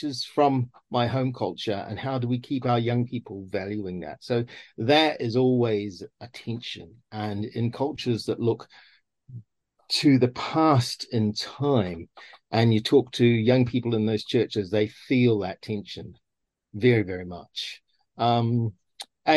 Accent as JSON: {"language": "English", "country": "New Zealand", "also_born_or_lived": "South Asia", "moved": "yes", "lives_now": "United Kingdom", "said": "I can be a Kiwi. I can be a New Zealander and worship God as a New Zealander"}